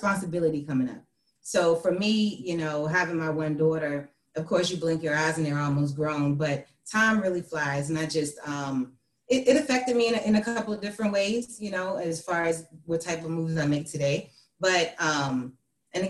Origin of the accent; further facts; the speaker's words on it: Hampton, Virginia, United States; I'm from Hampton, Virginia. I'm the oldest of four. You know, I lived there for pretty much most of my life.